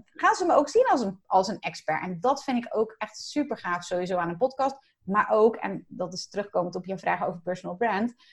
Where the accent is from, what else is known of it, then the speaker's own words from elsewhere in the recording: Zeelandic Flanders, Netherlands; moved away; also born or lived in Rotterdam; Ik kom zelf uit Zeeland, uit Zeeuws-Vlaanderen zelfs